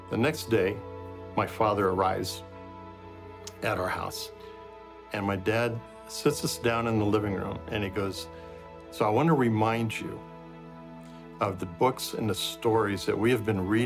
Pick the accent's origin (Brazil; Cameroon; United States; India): Brazil; uh, I grew up in Brazil, where my parents were missionaries.